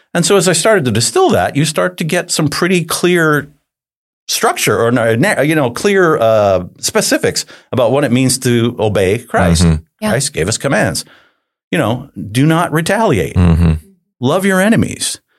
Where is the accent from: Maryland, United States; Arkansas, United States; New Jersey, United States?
New Jersey, United States; I grew up in New Jersey, so I'm a Jersey guy